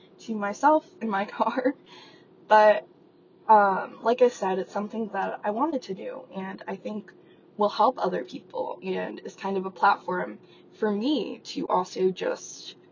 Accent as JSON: {"language": "English", "town": "Las Vegas", "region": "Nevada", "country": "United States", "tie": "born or raised there", "said": "I grew up in Las Vegas, Nevada, and no, I did not live in a casino."}